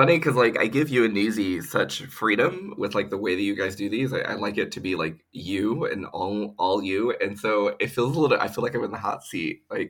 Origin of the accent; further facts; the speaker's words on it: Ohio, United States; moved away as an adult; also born or lived in Columbus, Ohio / Spain; now in San Francisco, United States; I'm originally from Ohio